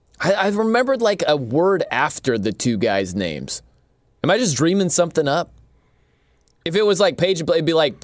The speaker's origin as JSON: {"language": "English", "town": "South Bend", "region": "Indiana", "country": "United States", "tie": "born or raised there", "moved": "yes", "said": "I'm from South Bend, Indiana"}